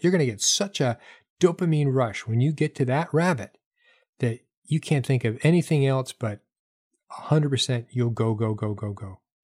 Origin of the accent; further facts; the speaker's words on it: New Hampshire, United States; now in the South, United States; I grew up in New Hampshire